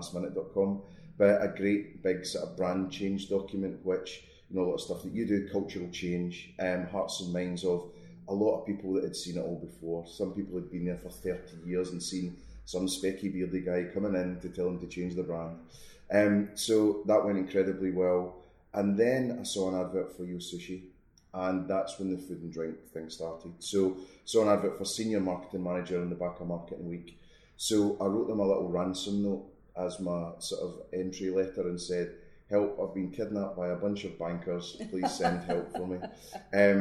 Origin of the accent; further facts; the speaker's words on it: Scotland, United Kingdom; moved away; also born or lived in Milton Keynes; being Scottish